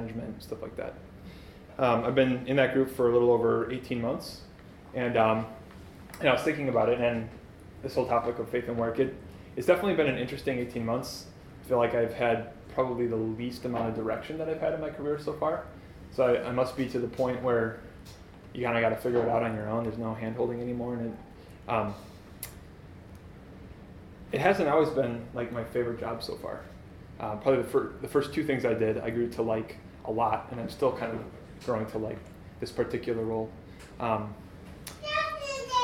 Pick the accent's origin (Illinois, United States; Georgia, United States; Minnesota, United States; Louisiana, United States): Minnesota, United States; Shoreview; I grew up in Shoreview, which is the north side of the Twin